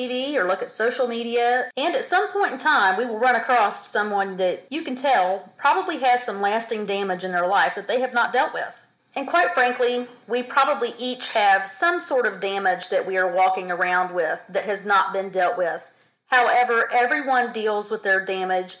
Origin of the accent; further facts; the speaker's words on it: United States; moved away; I am actually on vacation back in my home state